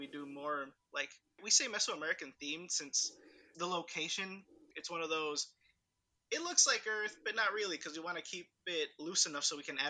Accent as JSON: {"language": "English", "region": "Illinois", "country": "United States", "tie": "born or raised there", "second_language": "English", "said": "I grew up in Illinois pretty much the entirety of my life."}